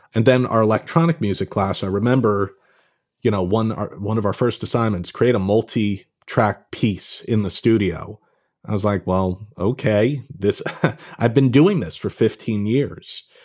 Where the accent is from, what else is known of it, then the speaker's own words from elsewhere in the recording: Pound Ridge, New York, United States; moved away as an adult; also born or lived in Los Angeles; now in Brooklyn, United States; I grew up in kind of northern Westchester, uh, Pound Ridge, New York